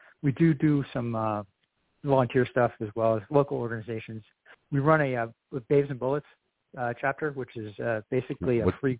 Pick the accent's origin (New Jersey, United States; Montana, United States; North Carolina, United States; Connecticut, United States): Montana, United States; Whitefish; Yeah, so we're from Whitefish, Montana, kind of Flathead Valley, like northwestern Montana.